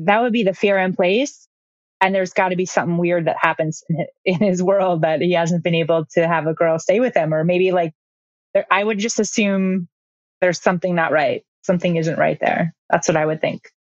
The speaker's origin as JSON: {"language": "English", "region": "Midwest", "country": "United States", "moved": "yes", "said": "I'm from the Midwest originally"}